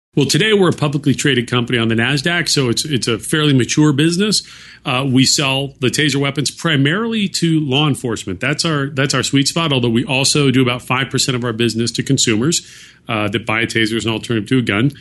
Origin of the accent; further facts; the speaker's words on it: Silicon Valley, California, United States; I grew up near Silicon Valley, um, well, in Silicon Valley for part of my high school years